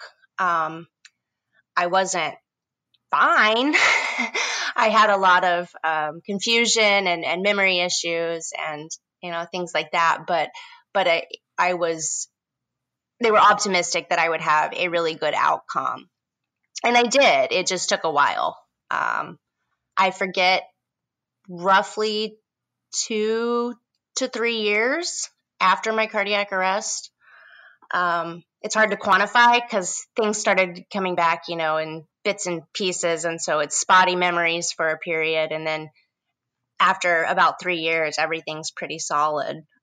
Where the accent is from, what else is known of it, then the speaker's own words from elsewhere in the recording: Indiana, United States; moved away as an adult; also born or lived in Bloomington, Indiana; now in San Francisco, United States; I'm originally from the Midwest in the state of Indiana